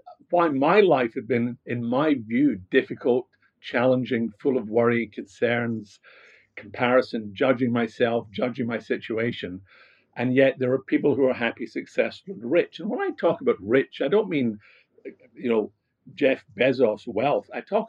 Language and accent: English; Glasgow, Scotland, United Kingdom; accent: Scottish; No, not at all. I come from Glasgow. I don't know if I've lost my Scottish accent. I think I have.